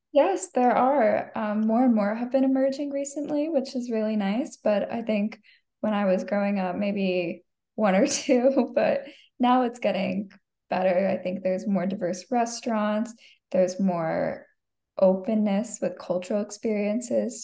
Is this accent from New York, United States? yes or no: no; Arizona, United States; growing up in it, being raised in Arizona